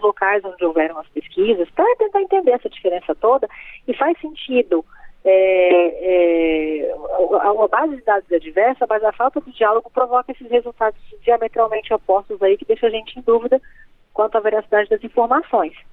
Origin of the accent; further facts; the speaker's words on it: Rondônia, Brazil; moved away; Eu sou da Amazônia, sou do estado de Rondônia, lá cresci, vivi lá 30 anos